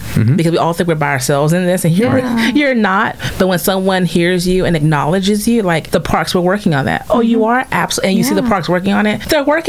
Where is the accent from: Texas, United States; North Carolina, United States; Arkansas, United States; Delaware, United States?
Texas, United States; Baytown; Being someone who was born and raised in Baytown, I can say in my young years, you may have not felt heard, but I can also say now that I work for the city